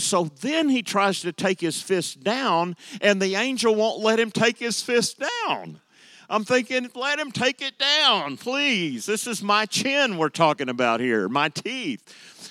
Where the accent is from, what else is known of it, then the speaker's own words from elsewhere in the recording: United States; me as an American